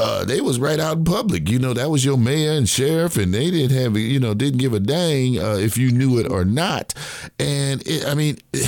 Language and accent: English; the North or Midwest, United States; moved away; I'm from the North or Midwest